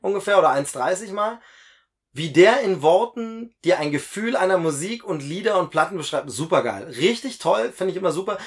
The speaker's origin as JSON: {"language": "German", "region": "Lusatia", "country": "Germany", "tie": "born or raised there", "said": "bei mir in meiner Heimatregion in Lausitz"}